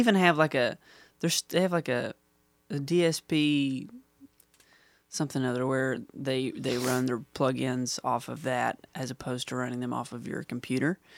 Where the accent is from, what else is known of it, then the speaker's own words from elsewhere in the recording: Huntington, West Virginia, United States; I'm from Huntington, West Virginia